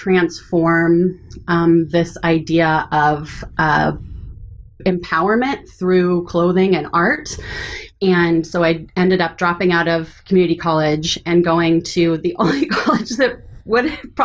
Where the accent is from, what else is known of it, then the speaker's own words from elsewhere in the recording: Lincoln, Nebraska, United States; also born or lived in Eugene, Oregon / Ohio / California / Seattle; So I was born in Eugene, Oregon, and then moved to Lincoln, Nebraska when I was pretty young. Made a couple of stops along the way. I lived in Ohio, California, and Los Angeles.